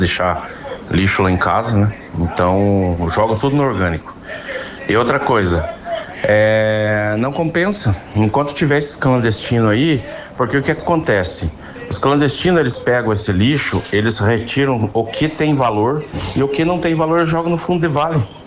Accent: Minas Gerais, Brazil; sou mineiro

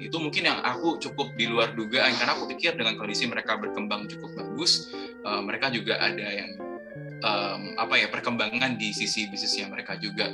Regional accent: Kediri, East Java, Indonesia; moved away as an adult; also born or lived in Jakarta; aku uh, lahir dan besar di sini

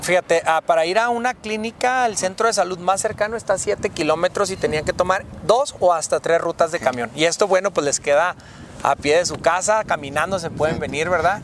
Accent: Chihuahua, Mexico; born or raised there

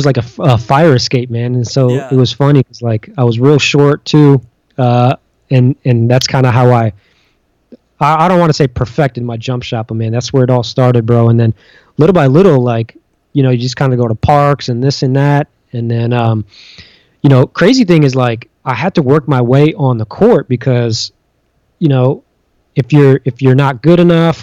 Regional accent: New York City, New York, United States; growing up in New York City

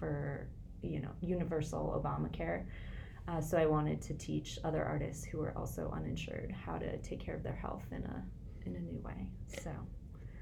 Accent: rural Minnesota, United States; moved away as an adult; also born or lived in Portland, Oregon; I grew up in Minnesota, rural Minnesota, about an hour north of here.

